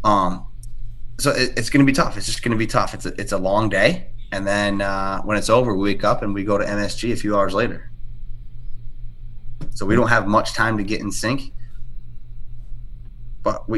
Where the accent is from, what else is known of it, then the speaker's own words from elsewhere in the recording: New York, United States; I'm from New York